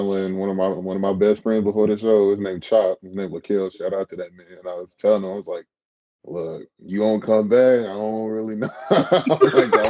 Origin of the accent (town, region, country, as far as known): Western Kentucky, United States; born or raised there; also born or lived in Tennessee; now in Kentucky, United States